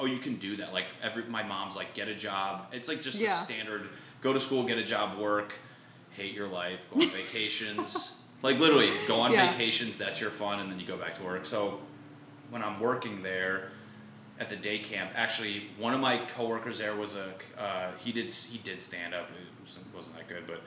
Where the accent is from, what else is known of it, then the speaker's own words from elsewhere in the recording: Connecticut, United States; moved away as an adult; now in Los Angeles, United States; Basically, I'm from Connecticut. Grew up there.